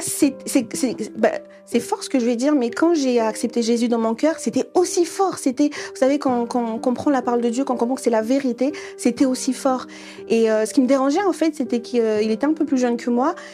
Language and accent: French; Madagascar; je suis malgache